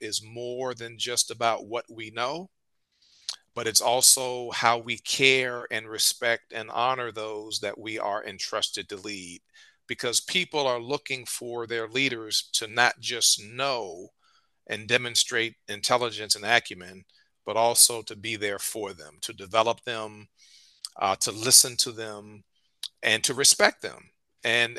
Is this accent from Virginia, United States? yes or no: yes; Richmond, Virginia, United States; I'm a native of Richmond, Virginia